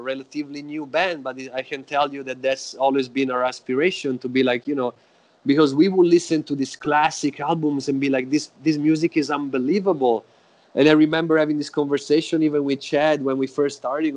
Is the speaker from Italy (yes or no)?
yes; Florence, Tuscany, Italy; now in Oakland, United States; I was born in Florence, in Italy.